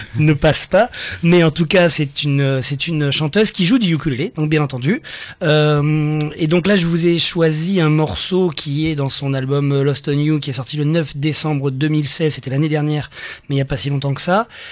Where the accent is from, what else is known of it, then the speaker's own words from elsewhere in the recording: Nice, Provence-Alpes-Côte d'Azur, France; quand on est niçois et qu'on aime sa ville